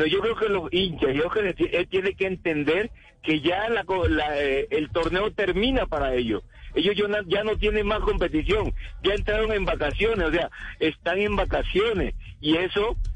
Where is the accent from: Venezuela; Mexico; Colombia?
Colombia; Tumaco, Nariño; Yo soy de Tumaco, yo soy de Tumaco